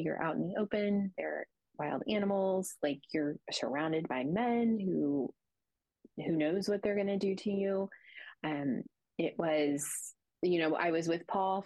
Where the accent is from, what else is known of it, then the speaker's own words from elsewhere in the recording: United States; being an American woman